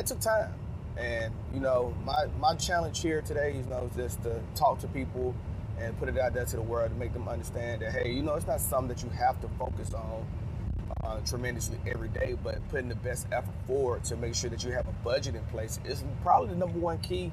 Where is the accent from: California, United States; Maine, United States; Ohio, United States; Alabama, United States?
Alabama, United States; Birmingham; moved away as an adult; I'm from Birmingham, Alabama. I joined the military at 18